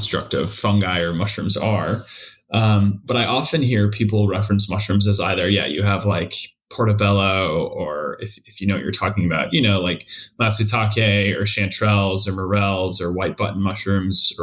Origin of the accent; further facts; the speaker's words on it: East Coast, United States; moved away as an adult; also born or lived in Minnesota / Boston; now in Seattle, United States; I'm from the East Coast originally